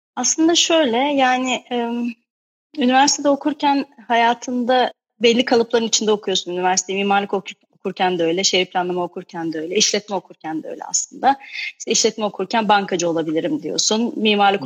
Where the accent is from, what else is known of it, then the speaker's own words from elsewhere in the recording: Ayaş, Ankara, Turkey; ben aslında şey Ankara Ayaşlıyım